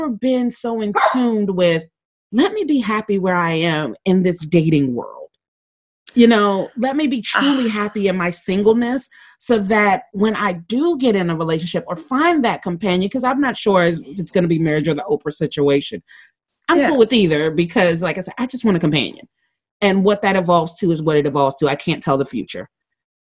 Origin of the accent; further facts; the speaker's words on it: Maryland, United States; I grew up in Maryland